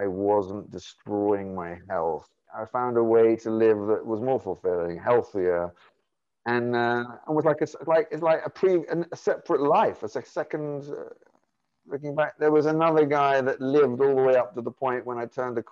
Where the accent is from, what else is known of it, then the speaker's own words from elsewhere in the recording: London, United Kingdom; I grew up in London